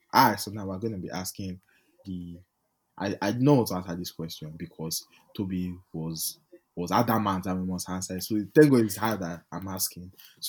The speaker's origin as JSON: {"language": "English", "region": "Ondo", "country": "Nigeria", "moved": "yes", "lives_now": "Lagos, Nigeria", "said": "Oh, I'm from Ondo State, but I live in Lagos, Nigeria. But yeah, I'm Nigerian."}